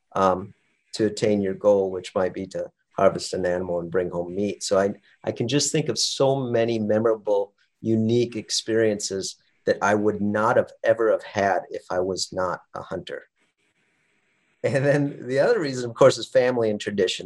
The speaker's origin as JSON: {"language": "English", "region": "Western South Dakota", "country": "United States", "tie": "born or raised there", "moved": "as an adult", "lives_now": "Alaska, United States", "said": "I grew up in Western South Dakota, hunting with my father, my older brother"}